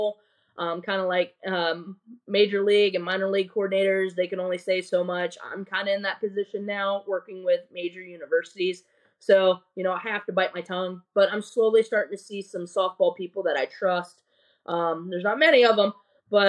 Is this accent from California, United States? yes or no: no; Ohio, United States; now in Tampa, United States; I'm from Ohio